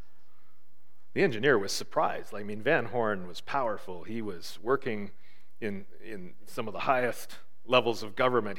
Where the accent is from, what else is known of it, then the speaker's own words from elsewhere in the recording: Marathon, Ontario, Canada; When I grew up in Marathon, kitty corner, almost right across from our house, was a street, a crescent.